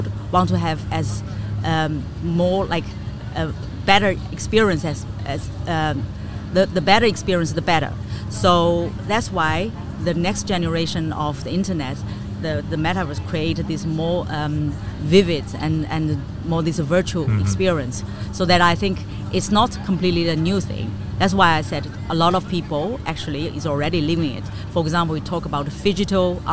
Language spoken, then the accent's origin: English; China; now in Amsterdam, Netherlands; I'm originally from China